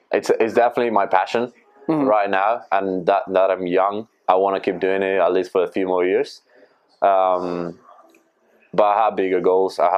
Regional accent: Argentina; Uh, that's my, yeah, my team from Argentina.

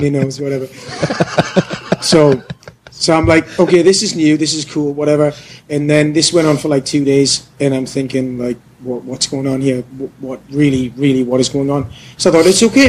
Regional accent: United Kingdom; moved away as an adult; now in Korea; I'm I'm British.

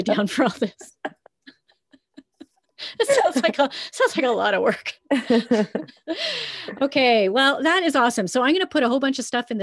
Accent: Canada

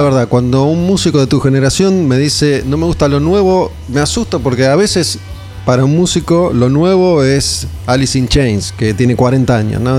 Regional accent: Olivos, Buenos Aires Province, Argentina; Yo era muy chico y, no, no iba mucho más allá de, Olivos, de zona norte

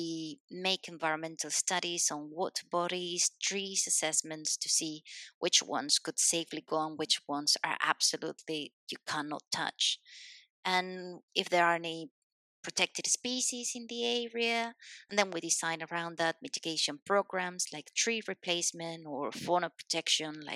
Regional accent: Spain; English is a second language; also born or lived in Madrid, Spain / Scotland; I'm a Spanish civil engineer

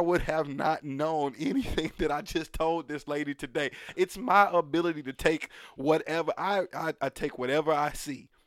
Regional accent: United States; I was born here

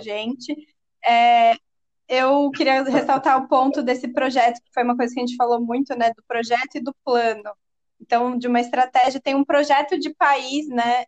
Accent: Brazil; como brasileiros

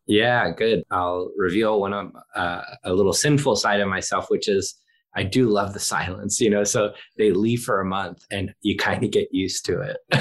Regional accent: Philadelphia, Pennsylvania, United States; I'm from Philadelphia

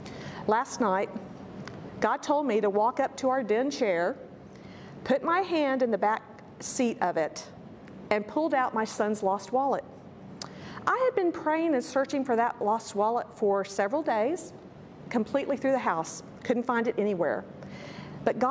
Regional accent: San Antonio, Texas, United States; I was born in San Antonio of much older parents.

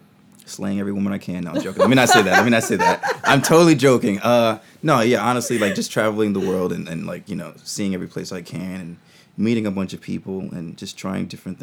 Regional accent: New York City, New York, United States; I'm from the Bronx, New York.

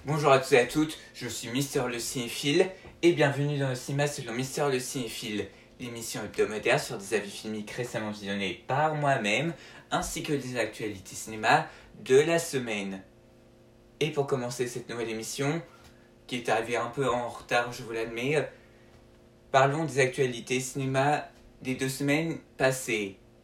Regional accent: France; chez nous en France

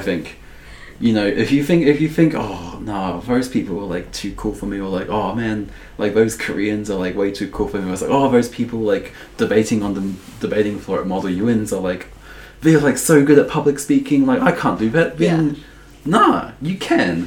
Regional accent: Dunedin, Otago, New Zealand; also born or lived in Balclutha, New Zealand; being in Dunedin, growing up in Dunedin

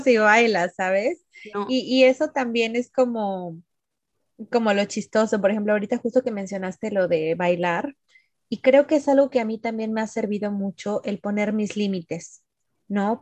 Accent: Mexico; moved away; como mexicanos también, o sea, nosotros saludamos de abrazo, de beso

